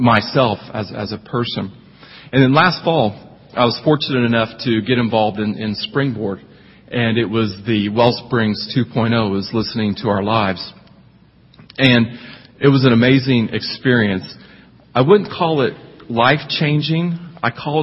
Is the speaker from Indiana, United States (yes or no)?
yes; Indiana, United States; accent: twangy; moved away as an adult; also born or lived in Bowling Green, Kentucky; I'm actually from Indiana. I grew up in Indiana, but somehow, some way, where I grew up, were very twangy, so that's where the accent came from